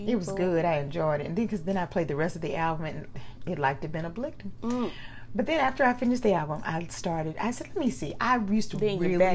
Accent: United States; we Americans

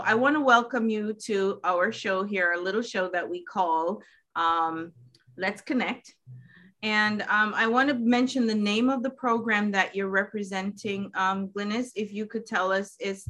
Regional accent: New York/New Jersey area, United States; See, I'm from the New York, New Jersey area, so I'm not familiar with it.

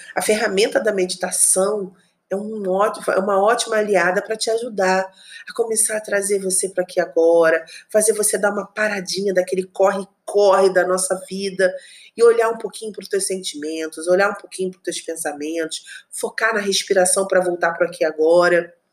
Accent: Rio de Janeiro, Brazil; moved away as an adult; also born or lived in Espírito Santo; Eu sou do Rio de Janeiro, meu marido também

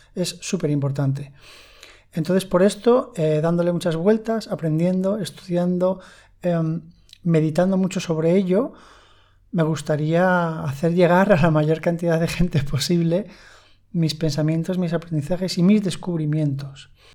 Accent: Spain; en España hablo, que es de donde soy

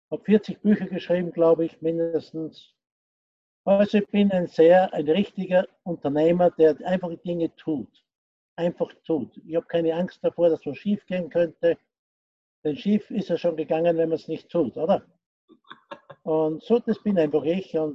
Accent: Austria; born there; ich bin gebürtiger Österreicher, äh, bin 72 Jahre alt

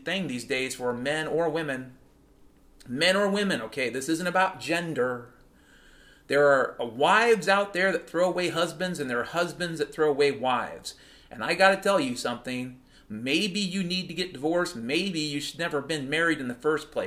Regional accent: Pacific Northwest, United States; when I was a kid growing up in the Pacific Northwest

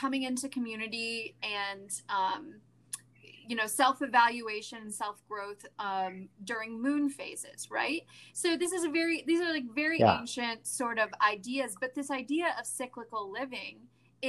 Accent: California, United States; I'm from California

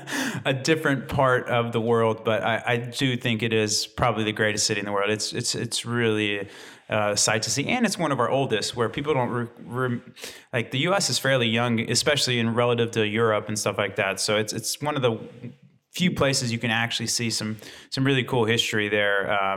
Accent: Midwest, United States; so I came from the Midwest, and the Midwest kind of has like a two-arm bubble

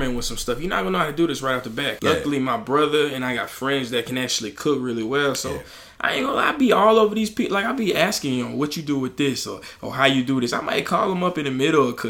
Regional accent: Alabama, United States; I'm from Alabama

